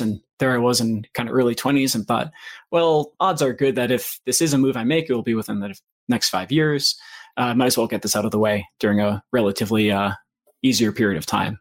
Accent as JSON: {"language": "English", "region": "Maine", "country": "United States", "tie": "born or raised there", "also_born_or_lived": "Boston / Washington, District of Columbia, United States", "moved": "as an adult", "said": "I grew up in Maine, so I was back home for a little bit"}